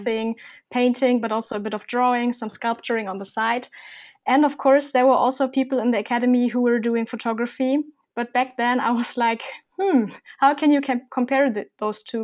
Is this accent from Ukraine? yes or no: no; Germany; I'm from Germany